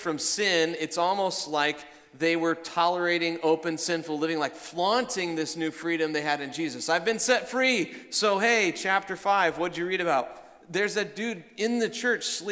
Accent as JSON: {"language": "English", "region": "Iowa", "country": "United States", "said": "I'm from Iowa"}